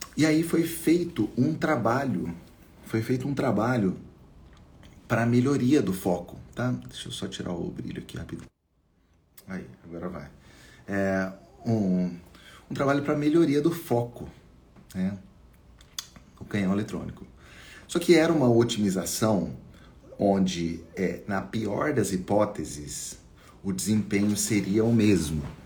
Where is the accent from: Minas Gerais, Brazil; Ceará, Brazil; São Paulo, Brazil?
Minas Gerais, Brazil; eu sou mineiro